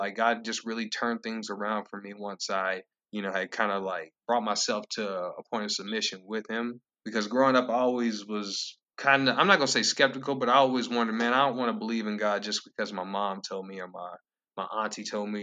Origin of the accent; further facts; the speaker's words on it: Lenoir, North Carolina, United States; growing up in Lenore